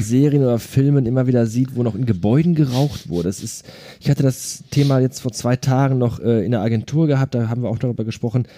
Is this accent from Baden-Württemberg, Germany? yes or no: no; Ruhr area, North Rhine-Westphalia, Germany; hier bei uns im Ruhrgebiet